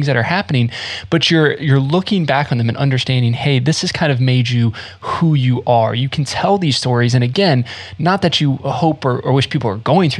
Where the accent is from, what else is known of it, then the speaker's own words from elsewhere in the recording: Smithfield, North Carolina, United States; also born or lived in Florida; I grew up in North Carolina, and when we first moved to North Carolina from Florida, I was 5 or 6 years old